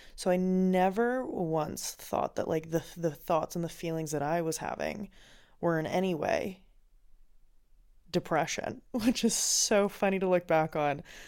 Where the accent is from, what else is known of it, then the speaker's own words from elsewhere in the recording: Finland; I grew up in Finland